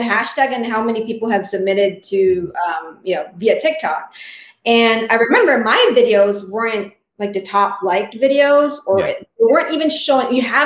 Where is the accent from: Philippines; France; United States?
Philippines; first language Tagalog; English is a second language; moved away; From my experience, though, I learned English at school, but I didn't speak it at home.